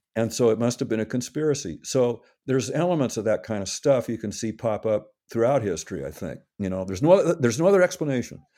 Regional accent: Seattle, Washington, United States; I grew up in Seattle, I arrived here in early nineteen fifty, born in a little town nearby

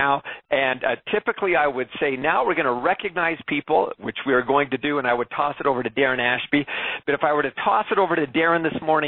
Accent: Alberta, Canada; my home country and home province

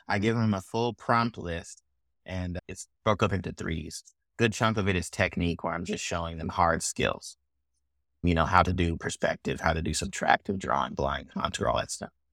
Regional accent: Oakland, California, United States; also born or lived in Chicago; now in Kansas City, United States; I grew up in Oakland in the tail end of the early two thousands

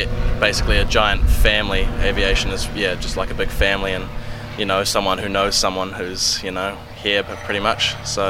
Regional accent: Christchurch, Canterbury, New Zealand; So I'm from Christchurch.

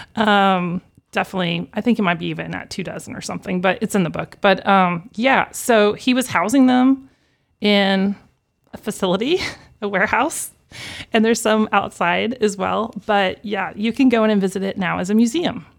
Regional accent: Wichita, Kansas, United States; I'm from Wichita, native. Um, grew up on the southeast side of town

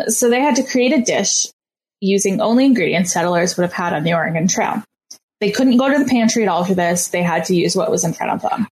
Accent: Canada; I'm Canadian

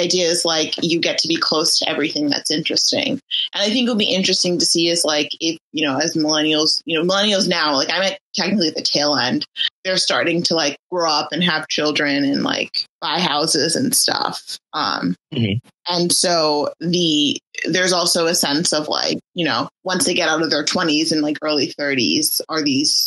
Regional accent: Michigan, United States; now in New York, United States; I grew up in Michigan

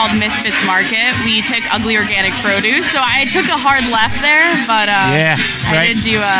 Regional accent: Eastern Connecticut, United States; moved away as an adult; now in Philadelphia, United States; I live in Philly now, but I'm originally from Connecticut.

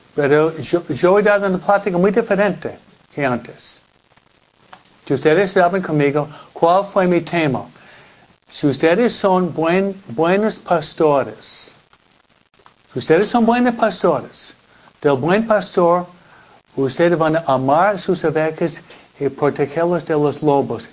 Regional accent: New York, United States; now in California, United States; Nueva York, de donde vengo yo

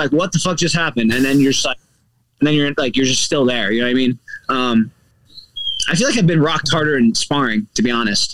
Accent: Kansas City, Missouri, United States; now in South Florida, United States; I'm from Kansas City, not St. Louis. I love St. Louis, but Kansas City is my actual hometown.

